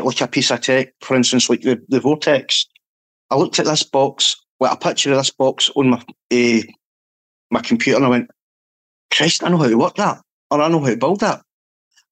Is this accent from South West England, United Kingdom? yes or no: no; Scotland, United Kingdom; being Scottish